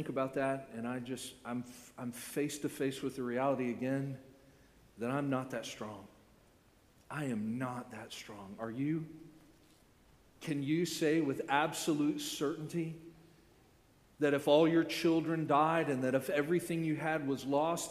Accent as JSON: {"language": "English", "town": "Orlando", "region": "Florida", "country": "United States", "tie": "born or raised there", "said": "I grew up in Central Florida, right? I grew up in Orlando"}